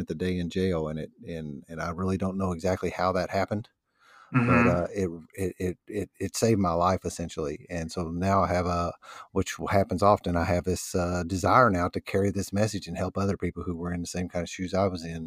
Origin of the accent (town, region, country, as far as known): New Albany, Indiana, United States; born or raised there